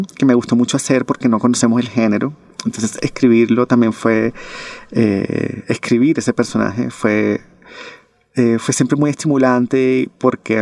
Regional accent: Barranquilla, Atlántico, Colombia; mi ciudad natal, que es Barranquilla

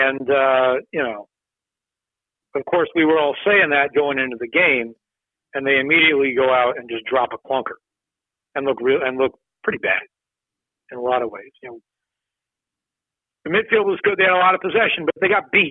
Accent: Washington, District of Columbia, United States; moved away as an adult; now in Philadelphia, United States; I grew up in Friendship Heights, listened to Nats and Capitals games on the radio for years and years and years

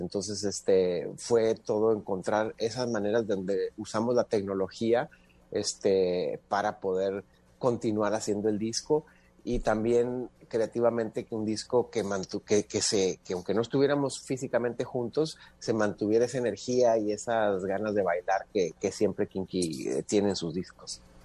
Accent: northern Mexico, Mexico; de donde somos, ¿no? En este caso de, de, de, la región del norte

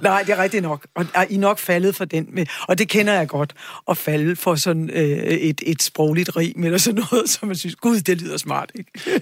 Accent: Charlottenlund, Capital Region of Denmark, Denmark; jeg er vokset op ude i Charlottenlund

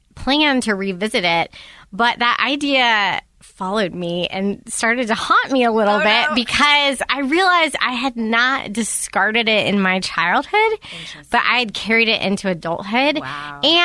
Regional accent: the South, United States; I'm from the South

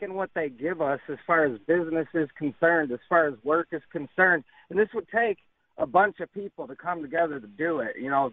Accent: New York, United States; moved away; I'm from New York

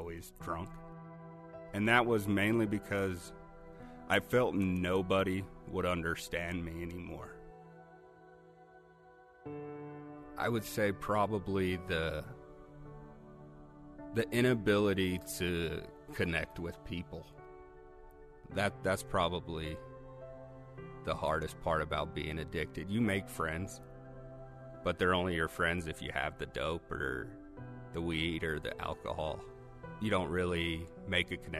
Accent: Wyoming, United States; Growing up in Wyoming

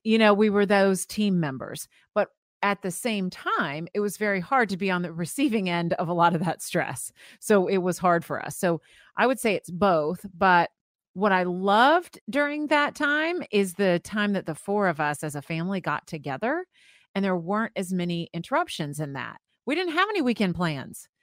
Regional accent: Florida, United States; I grew up in Florida

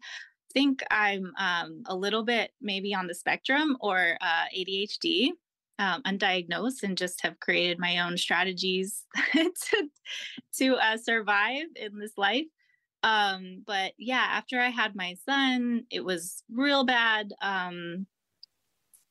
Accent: Jacksonville, Florida, United States; moved away as an adult; also born or lived in Massachusetts; now in Norfolk, United States; I grew up in Jacksonville, Florida

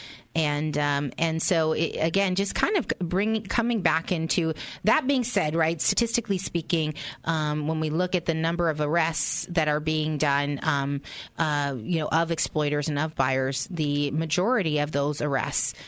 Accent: San Francisco, California, United States; I grew up in San Francisco in a not very good area

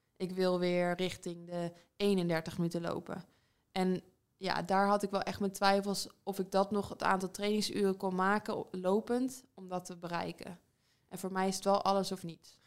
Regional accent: Netherlands; moved away as an adult; now in England; dichtbij, dichtbij waar ik vandaan kom

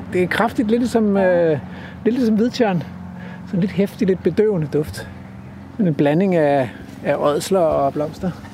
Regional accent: Stevns, Zealand, Denmark; now in East Jutland, Denmark; da jeg voksede op på Stævns

